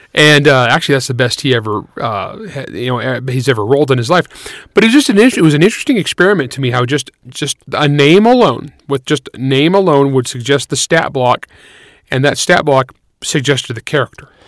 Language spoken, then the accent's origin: English; San Joaquin Valley, California, United States; the San Joaquin Valley of California amongst the Portuguese, where I grew up